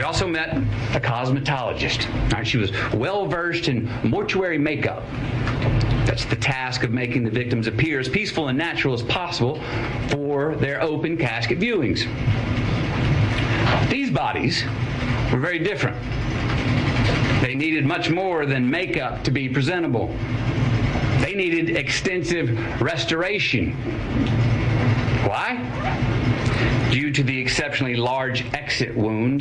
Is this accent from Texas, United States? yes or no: yes; Uvalde, Texas, United States; my hometown of Uvalde